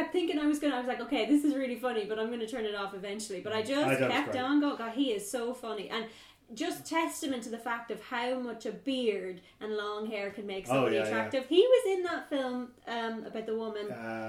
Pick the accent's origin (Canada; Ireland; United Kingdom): Ireland; as Irish people